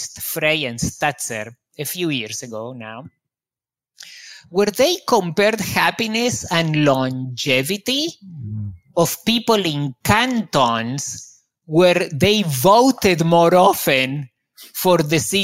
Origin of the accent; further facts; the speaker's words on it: Argentina; moved away; also born or lived in Israel; I grew up in Argentina, where there is a great deal of corruption.